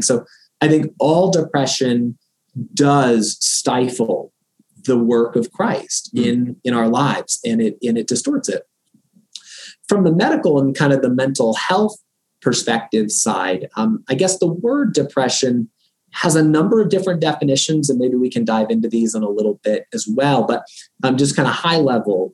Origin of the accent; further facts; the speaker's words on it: Florida, United States; moved away as an adult; also born or lived in Boston / New Haven, Connecticut; now in Rochester, United States; we are originally from Florida